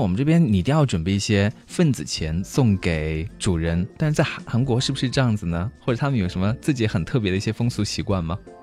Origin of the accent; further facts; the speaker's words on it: China; 在我们中国人的酒桌上面啊，也会有很多的风俗习惯